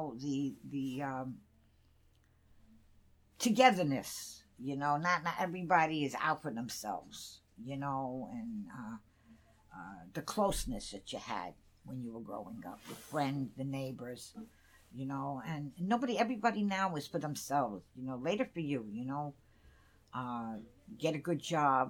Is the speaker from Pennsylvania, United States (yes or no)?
no; New York City, New York, United States; I grew up on Throop Avenue